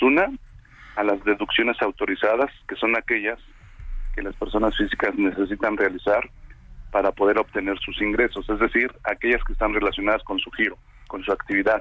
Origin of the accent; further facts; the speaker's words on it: Mexico; nosotros como mexicanos